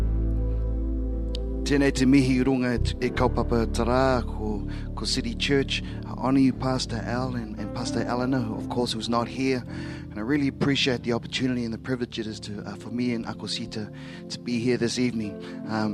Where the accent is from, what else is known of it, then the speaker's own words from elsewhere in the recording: Samoa; first language Samoan; English is a second language; in my mother tongue, I'm Samoan.